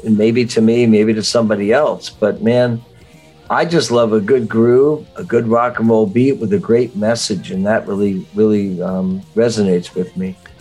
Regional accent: Miami Beach, Florida, United States; also born or lived in Livingston, New Jersey, United States; I then moved to Miami Beach, Florida

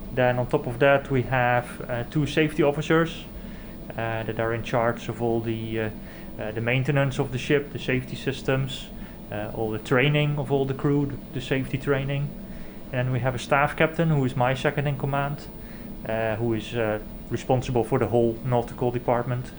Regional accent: Zeeland, Netherlands; I grew up in the Netherlands on the southwest coast.

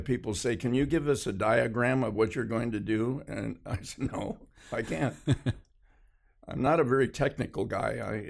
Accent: Hollywood, California, United States; born there; I was born in Hollywood, California.

